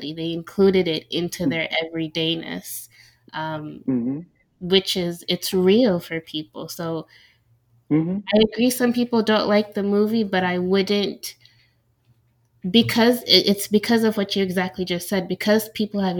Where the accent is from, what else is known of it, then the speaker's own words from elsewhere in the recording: Senegal; moved away; also born or lived in Washington, D.C.; I'm from Senegal